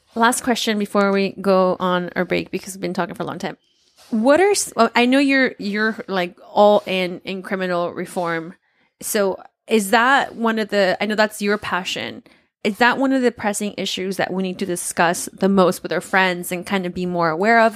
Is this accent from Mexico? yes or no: yes; Oaxaca, Mexico; moved away; I grew up, you know, and I came from Oaxaca